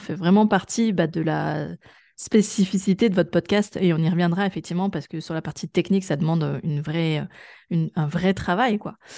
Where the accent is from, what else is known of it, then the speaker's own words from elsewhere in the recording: Grenoble, Auvergne-Rhône-Alpes, France; moved away; je suis une ancienne urbaine, parce que je suis originaire de Grenoble